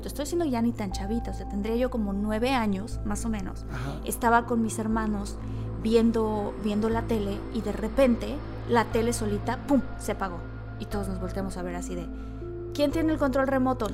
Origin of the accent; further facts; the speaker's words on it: Villahermosa, Tabasco, Mexico; yo crecí en Villahermosa y en Tabasco